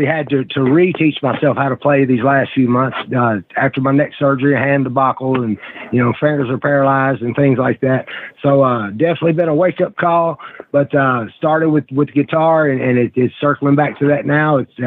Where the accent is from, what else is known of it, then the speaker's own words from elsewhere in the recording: Nashville, Tennessee, United States; Right here in Nashville, Tennessee, brother. Born and raised